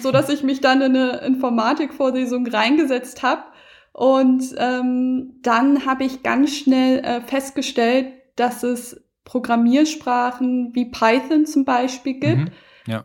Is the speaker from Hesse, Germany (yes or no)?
no; Hamburg, Germany; moved away as an adult; now in Berlin, Germany; ich bin eine richtige Hamburger Dern und Wahlberlinerin mittlerweile.